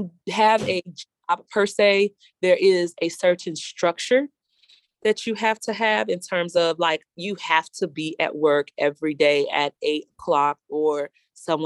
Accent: Chicago, Illinois, United States; I'm from the North Lawndale community

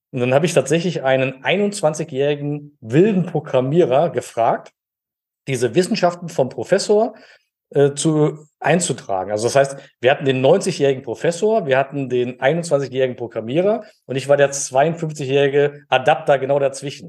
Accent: Germany; now in Dormagen, Germany; ich bin in der Eifel groß geworden

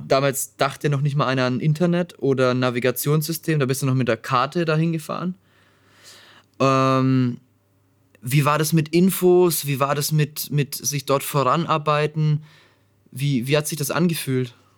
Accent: Nuremberg, Bavaria, Germany; Meine Heimatstadt

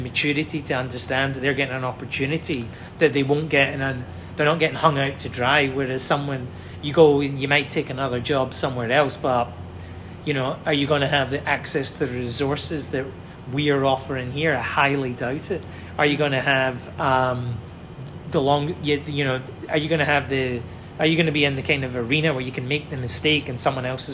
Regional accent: Glasgow, Scotland, United Kingdom; moved away; my hometown, Glasgow

